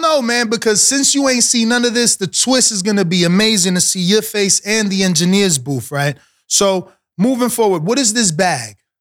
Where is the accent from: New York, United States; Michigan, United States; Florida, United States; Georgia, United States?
New York, United States; New York City; I'm from New York City area